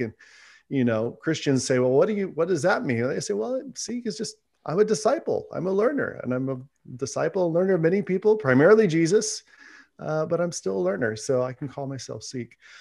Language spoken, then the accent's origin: English; Fresno, California, United States; I grew up here in Central California, so about three hours south of Sacramento in Fresno